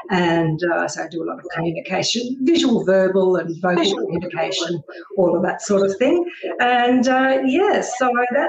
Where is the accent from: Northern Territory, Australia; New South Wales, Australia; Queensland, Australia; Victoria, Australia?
Queensland, Australia; also born or lived in Melbourne; I was born in Melbourne. Family moved up to Queensland. I come from a fairly big family.